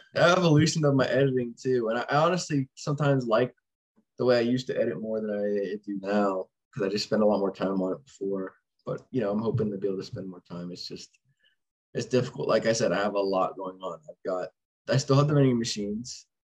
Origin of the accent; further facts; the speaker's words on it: Rogers, Arkansas, United States; I was born in Rogers, which is right next to Bentonville um, and pretty much grew up there, just in the cities around, moving over time, and still live here today